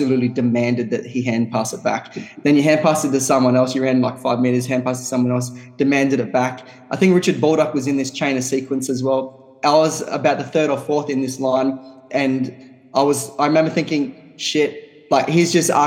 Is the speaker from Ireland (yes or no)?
no; Darwin, Northern Territory, Australia; local, born and bred Darwinite